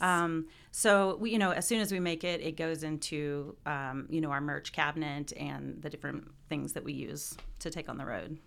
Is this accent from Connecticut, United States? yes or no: no; Columbia, Missouri, United States; from Columbia, Missouri